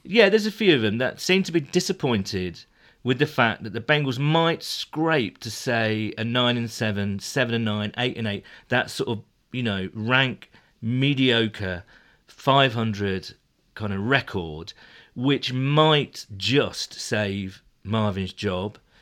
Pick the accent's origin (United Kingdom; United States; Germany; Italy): United Kingdom; I'm, I'm British